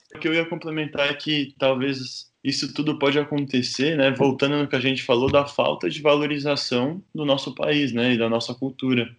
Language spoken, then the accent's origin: Portuguese; São Paulo, Brazil; eu sou de São Paulo, né? Nasci em São Paulo